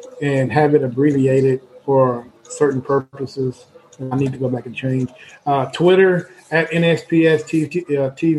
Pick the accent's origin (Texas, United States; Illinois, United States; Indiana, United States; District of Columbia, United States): Texas, United States; Central; we're from Central Texas.